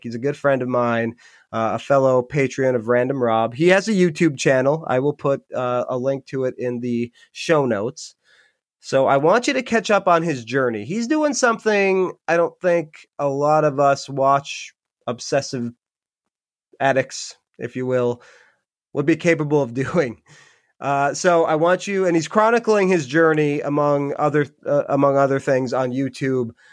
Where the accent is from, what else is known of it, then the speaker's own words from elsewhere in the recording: Upper Peninsula, Michigan, United States; now in Rhode Island, United States; I'm from Michigan originally. I live in Rhode Island now.